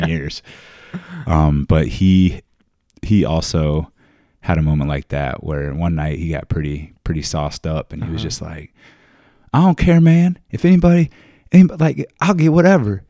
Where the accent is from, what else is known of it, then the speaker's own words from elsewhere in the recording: Richmond, Virginia, United States; accent: southern drawl; moved away as an adult; also born or lived in Iowa / Indianapolis; I'm from Richmond